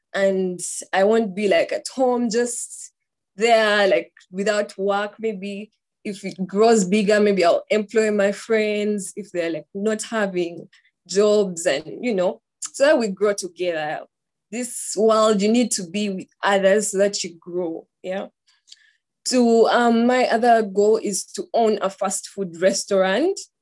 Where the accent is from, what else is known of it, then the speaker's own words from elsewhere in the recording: Uganda; I am from Uganda